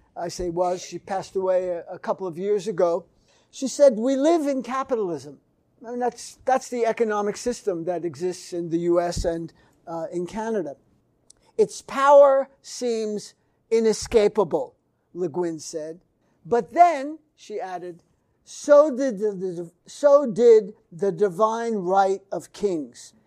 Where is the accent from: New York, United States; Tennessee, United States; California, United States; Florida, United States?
New York, United States; New York City; New York City, my hometown